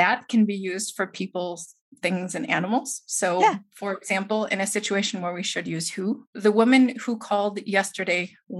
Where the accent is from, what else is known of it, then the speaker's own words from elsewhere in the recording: Wisconsin, United States; Well, in Wisconsin, we say things like, well, yeah, no.